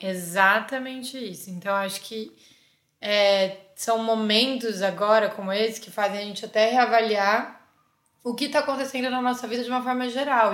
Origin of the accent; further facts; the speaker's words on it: Campinas, São Paulo, Brazil; moved away as an adult; now in São Paulo, Brazil; sou de Campinas, uma cidade perto de São Paulo